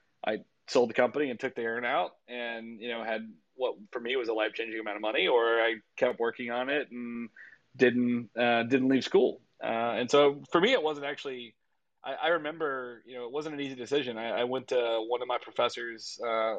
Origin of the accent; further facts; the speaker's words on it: Louisiana, United States; I was born and raised in Louisiana.